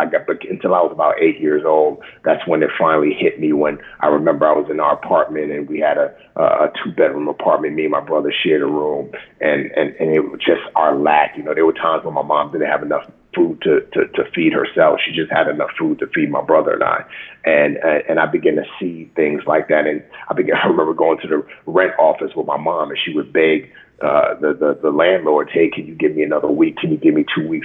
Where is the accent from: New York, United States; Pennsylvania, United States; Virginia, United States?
New York, United States; New York City; also born or lived in Nigeria; my mom moved back to what she knew, which was New York City. And that's how I grew up in the Bronx